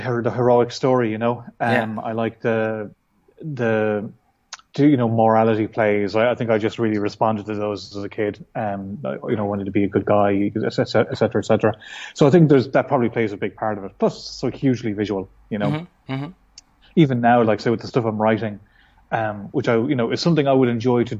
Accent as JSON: {"language": "English", "region": "west of Ireland", "country": "Ireland", "moved": "yes", "lives_now": "Dublin, Ireland", "said": "I'm from Ireland, from the west of Ireland, which is kind of more rural than, say, where I live now, which is Dublin"}